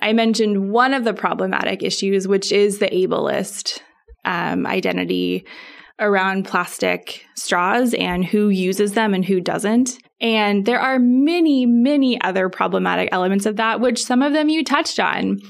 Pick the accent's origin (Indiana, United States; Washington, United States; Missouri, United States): Washington, United States; Spokane; moved away; I am from Spokane